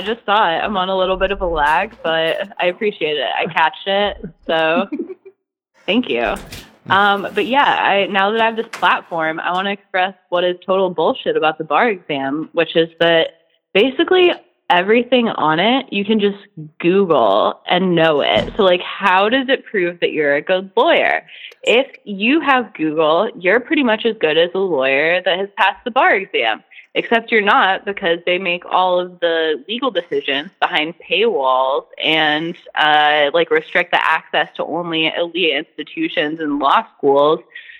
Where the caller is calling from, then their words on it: Kansas, United States; I'm calling from Kansas